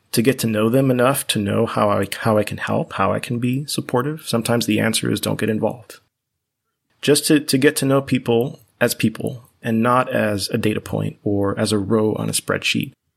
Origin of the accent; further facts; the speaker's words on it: Miami, Florida, United States; first language Spanish; English is a second language; I was very fortunate to grow up in Miami, in Florida